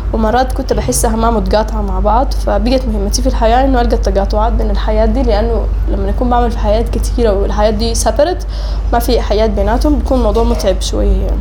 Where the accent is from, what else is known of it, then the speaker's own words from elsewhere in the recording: Sudan; also born or lived in Oman; اتولدت في سلطنة عمان وقعدت هناك لغاية ألفين وحداشر تقريبا لكن كنت يا هو بجي للمدرسة وللجامعة هنا في السودان